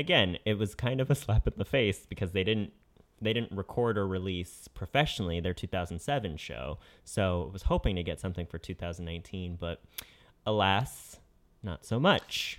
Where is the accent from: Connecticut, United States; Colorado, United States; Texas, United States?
Connecticut, United States; I'm from Connecticut